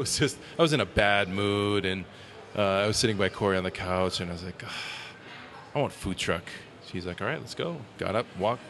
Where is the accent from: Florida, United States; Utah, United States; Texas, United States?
Utah, United States; Provo; yeah, I grew up in Utah County. I went to Orem High School, and I lived in Provo for a long time, for years